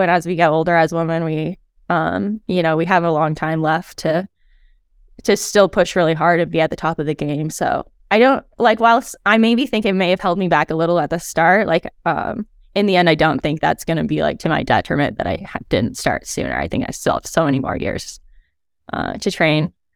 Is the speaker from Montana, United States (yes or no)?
yes; Helena, Montana, United States; Helena is where I'm from